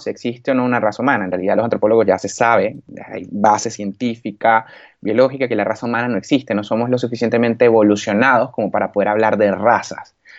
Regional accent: Valencia, Carabobo, Venezuela; moved away as an adult; now in Spain; yo soy valenciano de nacimiento, pero mi mamá es gocha y mi papá es oriental

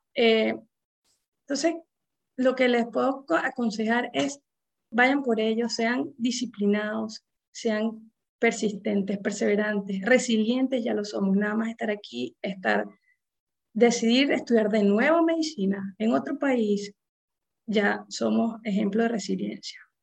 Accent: Venezuela; moved away as an adult; now in United States; cada vez vamos a ser más, más venezolanos en, este sistema de, médico eh, en los Estados Unidos

